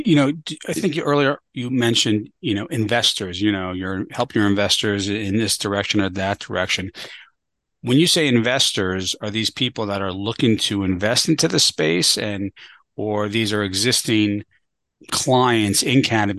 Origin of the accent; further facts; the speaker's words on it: New York City, New York, United States; My hometown.